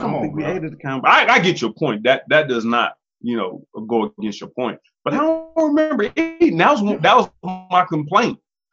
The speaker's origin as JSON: {"language": "English", "region": "Ohio", "country": "United States", "said": "But I'm from Ohio, so I hear all that."}